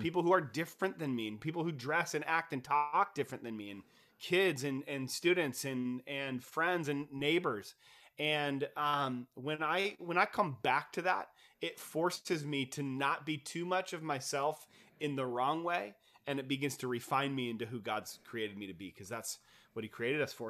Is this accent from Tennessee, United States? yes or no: no; Kent, Washington, United States; I grew up in Kent